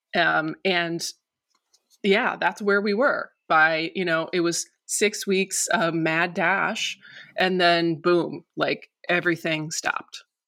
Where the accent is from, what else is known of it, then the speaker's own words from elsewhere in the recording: near Detroit, Michigan, United States; now in Los Angeles, United States; So we're both from Michigan. We're, we're basically from the same area. We're from the same county, um, near Detroit